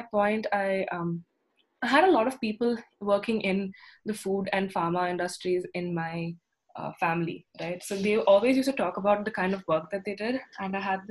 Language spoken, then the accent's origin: English; Bangalore, Karnataka, India; I'm from Bangalore